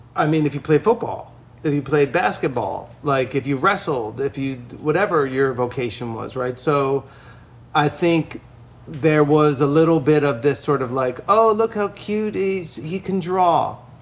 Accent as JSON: {"language": "English", "town": "Lakewood", "region": "New Jersey", "country": "United States", "tie": "born or raised there", "said": "I was very lucky to grow up there"}